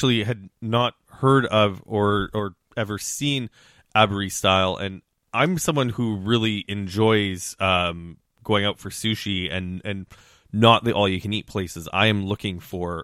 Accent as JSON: {"language": "English", "region": "Saskatchewan", "country": "Canada", "tie": "born or raised there", "moved": "yes", "lives_now": "Toronto, Canada", "said": "growing up in Western Canada, growing up in Saskatchewan"}